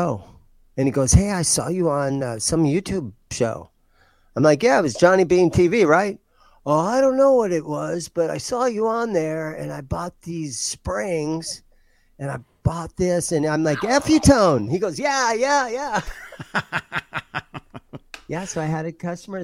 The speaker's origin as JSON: {"language": "English", "region": "Ohio", "country": "United States", "tie": "born or raised there", "moved": "yes", "lives_now": "Mesa, United States", "said": "I grew up in Ohio, so we had tornado scares when we were there"}